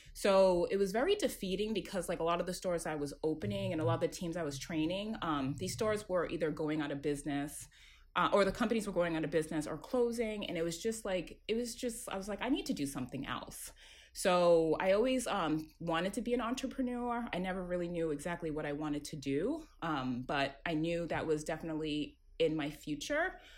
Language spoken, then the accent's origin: English; Worcester, Massachusetts, United States; I am um, first generation um, Ghanaian, born and raised in Worcester, Massachusetts, um, which is about 40 minutes outside of Boston.